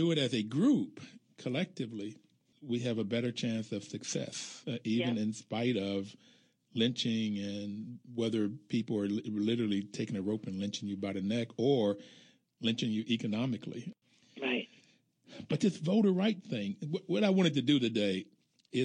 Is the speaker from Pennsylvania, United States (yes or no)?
no; Bluefield, West Virginia, United States; I grew up in Bluefield, West Virginia